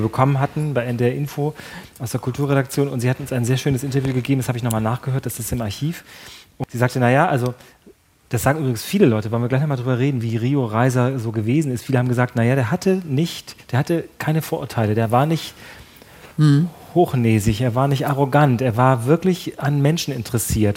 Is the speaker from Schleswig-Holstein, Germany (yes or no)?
yes; North Frisia, Schleswig-Holstein, Germany; ich, ich komme aus der Gegend da, ich komme wirklich da aus, aus, der Gegend aus Nordfriesland